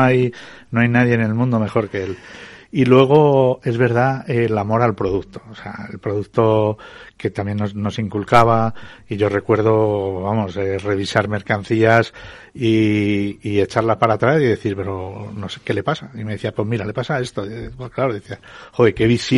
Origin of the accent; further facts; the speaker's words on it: Fuentidueña de Tajo, Community of Madrid, Spain; mi pueblo de Fuente Doña de Tajo